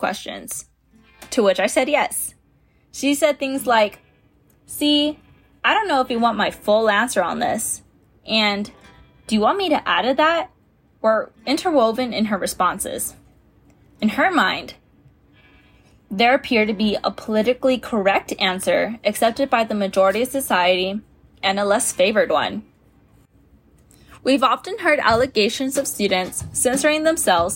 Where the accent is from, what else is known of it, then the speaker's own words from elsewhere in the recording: San Antonio, Texas, United States; I'm from San Antonio, Texas